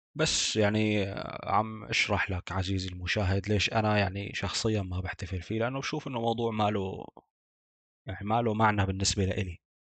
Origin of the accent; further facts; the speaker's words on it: Deir ez-Zor, Deir ez-Zor Governorate, Syria; عندنا في دير الزور